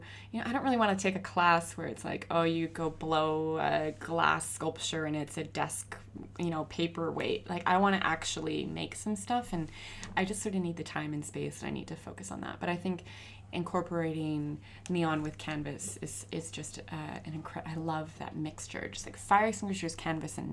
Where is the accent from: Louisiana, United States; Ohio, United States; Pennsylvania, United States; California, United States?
California, United States; now in Australia; I'm from California